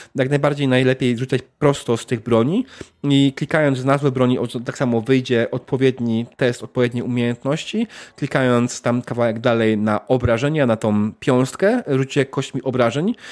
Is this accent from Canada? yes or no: yes; Canada; tylko ja jestem z Kanady